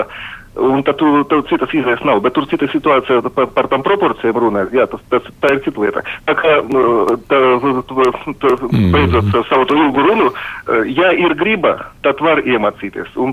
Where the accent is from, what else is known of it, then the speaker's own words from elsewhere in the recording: Lithuania; now in Latvia; dzīvojam jau Latvijā ļoti sen, uh, esam atbraukuši no Lietuvas, ja ar pastāvīgu, uh, eh, tad tagad jau 30 gadus, ja šeit Latvijā esot.